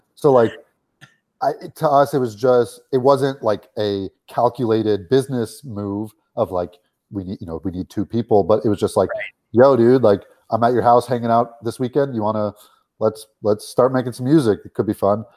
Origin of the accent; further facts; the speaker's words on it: Los Angeles, California, United States; we grew up in Los Angeles